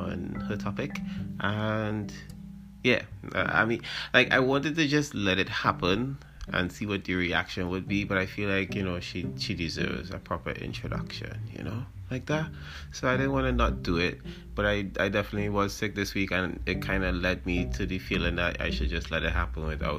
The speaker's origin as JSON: {"language": "English", "country": "Trinidad & Tobago", "said": "we do a lot as Trinidadian people"}